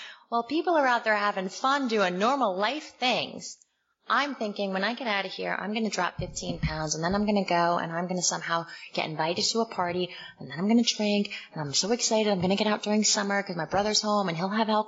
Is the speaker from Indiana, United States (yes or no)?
no; Morristown, New Jersey, United States; moved away as an adult; also born or lived in Summit, New Jersey / Washington, D.C.; I grew up in Summit and Morristown, New Jersey